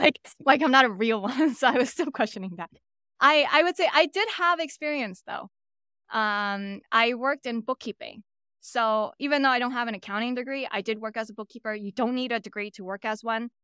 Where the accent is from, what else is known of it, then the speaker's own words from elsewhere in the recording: New York City, New York, United States; I'm born and raised in Brooklyn, New York.